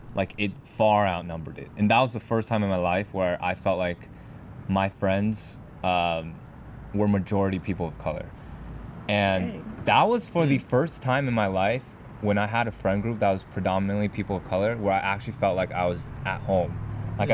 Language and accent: English; Cincinnati, Ohio, United States; we grew up in in Cincinnati, Ohio, which is in Ohio. So we were the minority growing up for sure.